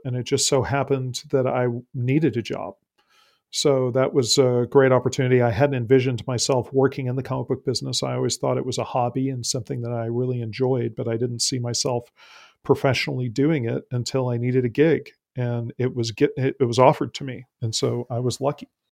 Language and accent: English; San Antonio, Texas, United States; I grew up in San Antonio, Texas